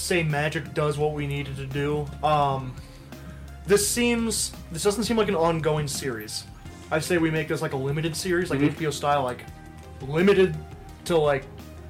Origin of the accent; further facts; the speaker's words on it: Midwest, United States; I grew up in the Midwest.